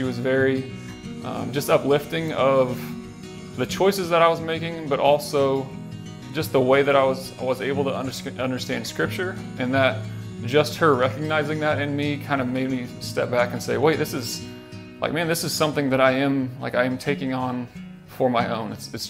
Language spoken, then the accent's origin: English; Junction City, United States; So I grew up here in Junction City. I grew up in a Christian home.